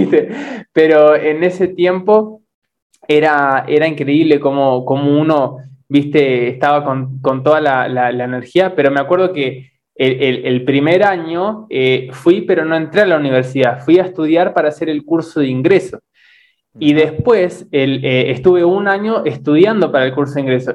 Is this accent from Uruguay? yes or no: yes; Uruguay; also born or lived in Misiones, Argentina / Buenos Aires, Argentina; now in Brazil; yo soy uruguayo, ¿no? Pero primero viví en misiones